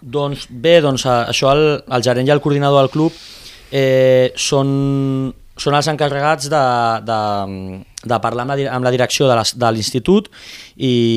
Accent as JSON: {"language": "Catalan", "town": "Premià de Dalt", "region": "Catalonia", "country": "Spain", "tie": "born or raised there", "moved": "yes", "lives_now": "Tarragona, Spain", "said": "jo sóc originari d'un poble de, de Barcelona, de Premià de Dalt"}